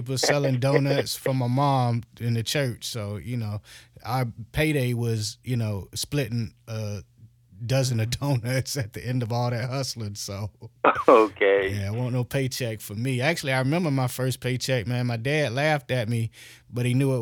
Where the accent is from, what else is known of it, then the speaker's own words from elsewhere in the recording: Virginia, United States; moved away as an adult; now in Atlanta, United States; I grew up in Virginia.